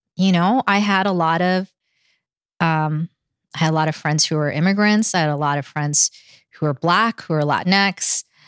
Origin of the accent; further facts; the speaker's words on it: New York City, New York, United States; English is a second language; moved away as an adult; also born or lived in California; I grew up Queens and Manhattan